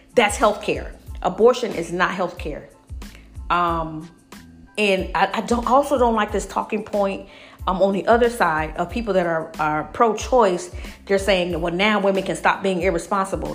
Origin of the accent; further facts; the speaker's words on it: Alabama, United States; I grew up in Alabama